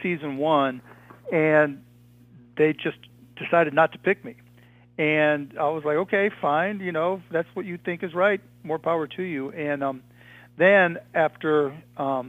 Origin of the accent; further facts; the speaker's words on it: Pittsburgh, Pennsylvania, United States; I grew up in Pittsburgh, Pennsylvania